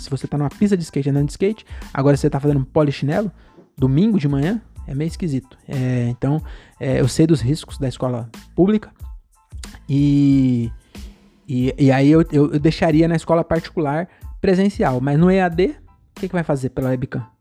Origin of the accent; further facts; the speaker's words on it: Francisco Morato, São Paulo, Brazil; eu sou de Morato